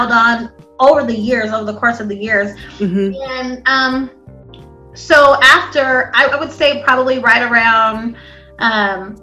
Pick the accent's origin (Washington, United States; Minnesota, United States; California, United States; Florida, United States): Washington, United States; Spokane; also born or lived in Star City, Arkansas; I grew up here in Spokane, on the east side